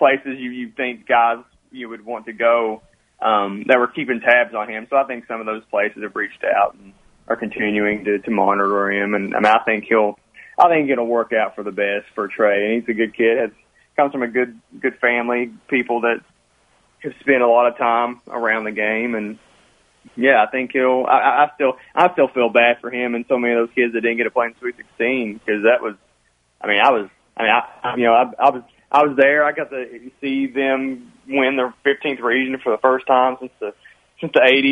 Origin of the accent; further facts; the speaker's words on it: Martin County, Kentucky, United States; I'm from Martin County